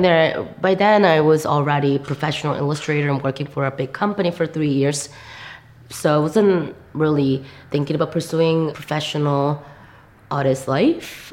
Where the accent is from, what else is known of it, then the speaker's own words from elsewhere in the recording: South Korea; English is a second language; moved away as an adult; also born or lived in New York / Chicago; I'm from Korea. I grew up in Korea most of my life